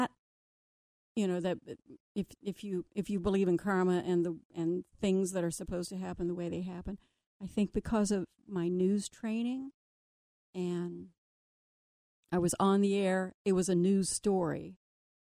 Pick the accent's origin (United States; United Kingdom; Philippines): United States; Connersville, Indiana; now in Cincinnati, United States; my hometown, Connersville, Indiana